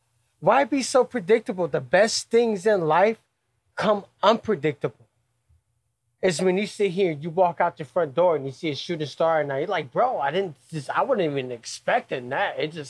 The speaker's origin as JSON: {"language": "English", "town": "Cleveland", "region": "Ohio", "country": "United States", "tie": "born or raised there", "said": "Born and raised in Cleveland at Cleveland Metro Health Center. I was born in 88."}